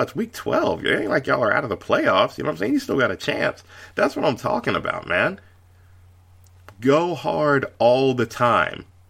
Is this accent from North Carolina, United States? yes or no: yes; Charlotte, North Carolina, United States; the Hornets. I mean, that's, that's my hometown team.